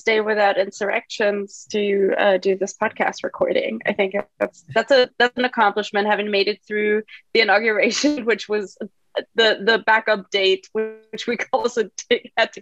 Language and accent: English; Germany; moved away; I'm not from the U.S. I'm from Germany originally